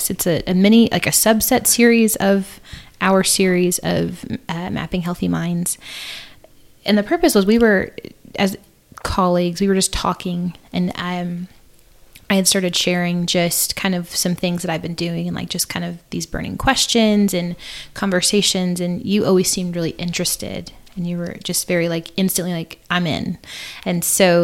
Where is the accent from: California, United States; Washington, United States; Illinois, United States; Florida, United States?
Illinois, United States; Southern; I grew up in a small town in Southern Illinois